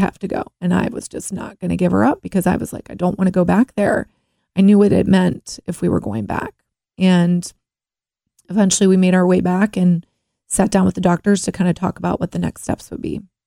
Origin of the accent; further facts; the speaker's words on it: Cincinnati, Ohio, United States; Born in Cincinnati. I grew up in Mount Lookout